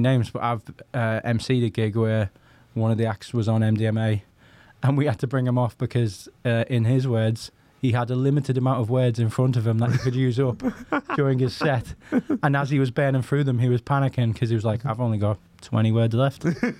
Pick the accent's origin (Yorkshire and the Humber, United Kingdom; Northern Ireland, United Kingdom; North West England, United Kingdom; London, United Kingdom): North West England, United Kingdom; Liverpool; also born or lived in Northampton; Yeah, so I spent a decade in Northampton, enough to lose my accent so that when I moved back to Liverpool, people thought I was a southerner.